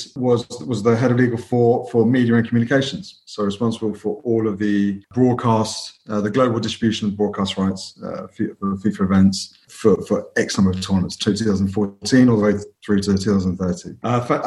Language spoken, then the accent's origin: English; London, United Kingdom; Family are from Punjab originally. Came over in the 70s. I was born and brought up in London